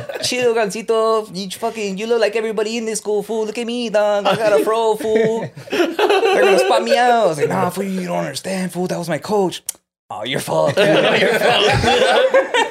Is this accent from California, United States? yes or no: yes; Maywood, California, United States; also born or lived in Bell, California; I'm from Bell, Maywood